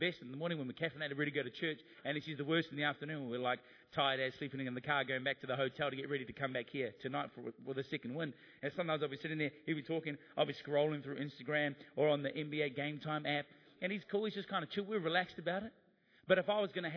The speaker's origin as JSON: {"language": "English", "country": "New Zealand", "said": "being a New Zealander"}